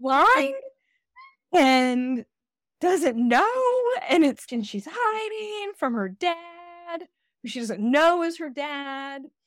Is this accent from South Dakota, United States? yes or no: no; Georgia, United States; also born or lived in Decatur, Georgia; I'm from Georgia